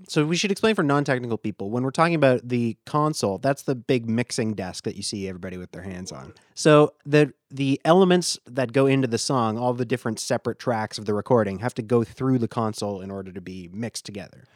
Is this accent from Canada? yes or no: yes; Canada; we're both Canadian